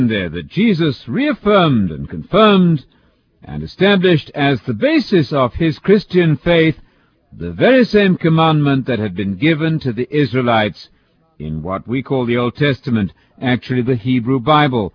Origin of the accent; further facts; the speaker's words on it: England, United Kingdom; if I come to the States as an Englishman